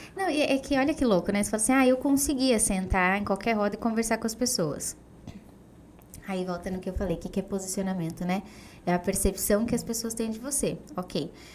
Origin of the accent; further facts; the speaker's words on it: Diadema, São Paulo, Brazil; eu nasci e cresci, fui criada em Diadema, uma cidade super simples